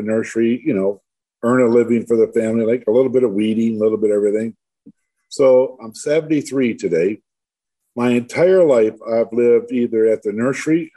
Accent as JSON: {"language": "English", "town": "Livonia", "region": "Michigan", "country": "United States", "tie": "born or raised there", "said": "I was born and raised actually in Livonia, a suburb of Detroit."}